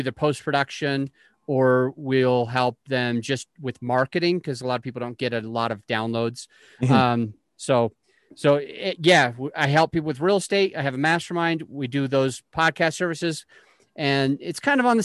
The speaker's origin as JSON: {"language": "English", "region": "Utah", "country": "United States", "moved": "yes", "lives_now": "Colorado, United States", "said": "I am originally from Utah. Now I live in Colorado."}